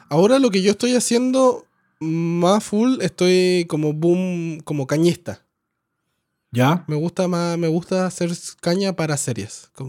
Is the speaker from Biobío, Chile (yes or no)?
no; Coyhaique, Aysén, Chile; moved away as an adult; also born or lived in Santiago, Chile; Yo nací en Coyhaique, en Patagonia, al sur de Chile. ¿Y viviste allá? Oh, hasta, los, hasta los 18 y después me fui a estudiar sonido al Vipro en Santiago.